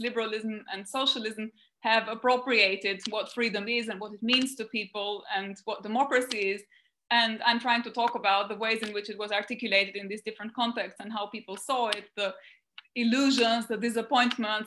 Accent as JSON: {"language": "English", "country": "Albania", "tie": "born or raised there", "moved": "as an adult", "said": "a book about my first 18 years of life. So it's an autobiography of early childhood and teenage years. The focus is kind of on my life in those first 18 years, but the real focus is on the transition from socialism to liberalism in Albania"}